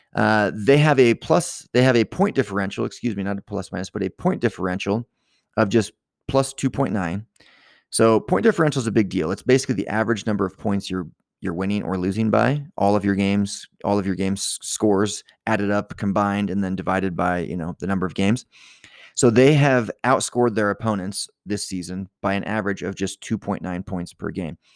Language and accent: English; Virginia, United States; now in Utah, United States; I am not originally from here. I grew up in Virginia.